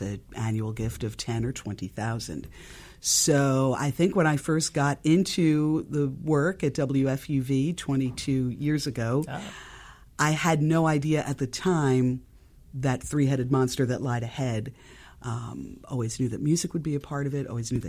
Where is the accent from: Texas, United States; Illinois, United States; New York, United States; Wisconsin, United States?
New York, United States; I grew up in New York. I'm a lifelong New Yorker.